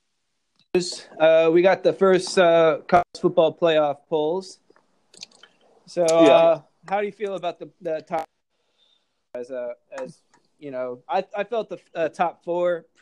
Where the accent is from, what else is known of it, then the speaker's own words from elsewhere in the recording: Maryland, United States; I grew up in Maryland